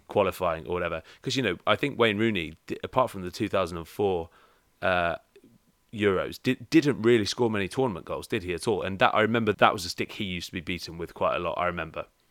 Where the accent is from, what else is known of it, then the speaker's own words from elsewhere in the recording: England, United Kingdom; being English